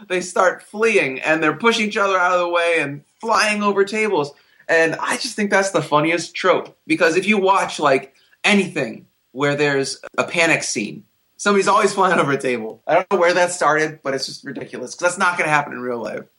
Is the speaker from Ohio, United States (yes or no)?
yes; Ohio, United States; my hometown in bumfuck Ohio